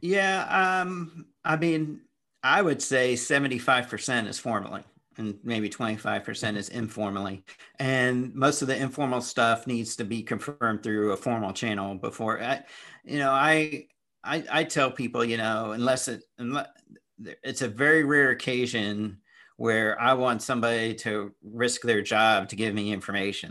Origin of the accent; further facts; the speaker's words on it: Indianapolis, Indiana, United States; moved away; also born or lived in Daytona; I grew up in Indianapolis